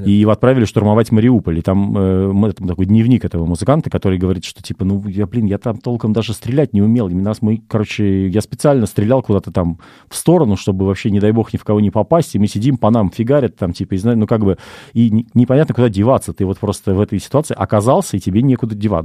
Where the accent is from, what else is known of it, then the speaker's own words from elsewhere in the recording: Russia; moved away as an adult; мы с тобой все-таки, Паш, русские люди